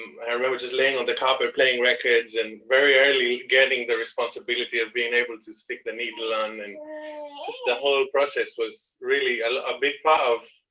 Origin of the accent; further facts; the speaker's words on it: Greece; moved away as an adult; also born or lived in France; now in Leicester, United Kingdom; basically my main growing up time was in Greece